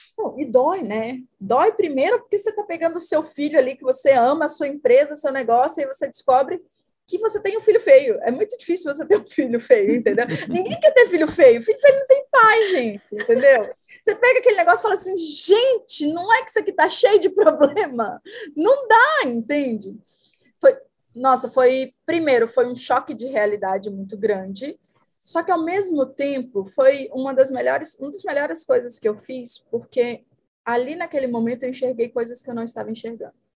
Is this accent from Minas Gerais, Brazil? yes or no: yes; Itinga, Minas Gerais, Brazil; moved away; also born or lived in Mato Grosso do Sul; Eu sou do interior de Minas, uma cidade chamada Itinga